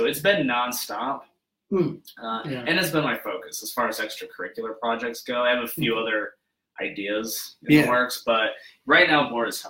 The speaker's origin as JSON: {"language": "English", "town": "Rock Springs", "region": "Wyoming", "country": "United States", "tie": "born or raised there", "moved": "as an adult", "lives_now": "Denver, United States", "said": "I grew up in Wyoming, actually."}